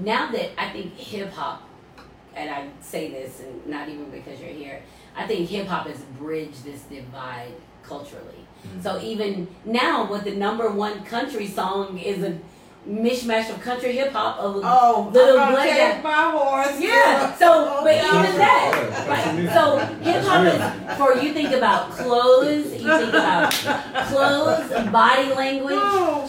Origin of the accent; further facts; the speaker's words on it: Marietta, Georgia, United States; I grew up in Marietta City